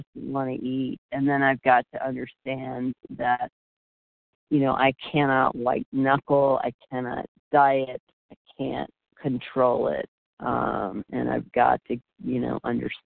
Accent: Florida, United States; being really outdoorsy and active growing up in Florida

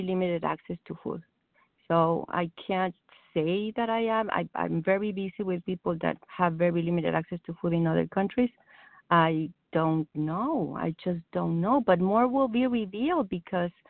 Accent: Mexico; English is a second language; moved away as an adult; now in United States; I came to this country 20 years ago. I used to clean houses for a living. It's just, I'm a Mexican immigrant

